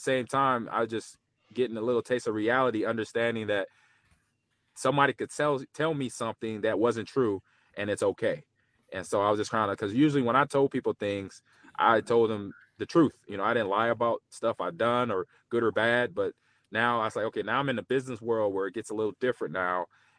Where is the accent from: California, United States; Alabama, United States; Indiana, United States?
California, United States; Los Angeles; I had some close family friends that I grew up with in the Los Angeles area.